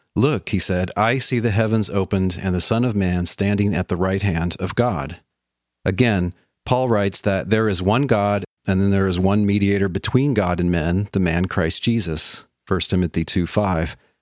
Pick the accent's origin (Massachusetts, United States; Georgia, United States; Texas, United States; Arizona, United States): Texas, United States; Dallas; also born or lived in Providence, Rhode Island / Fredonia, New York; now in Middle Tennessee, United States; I grew up in Dallas, Texas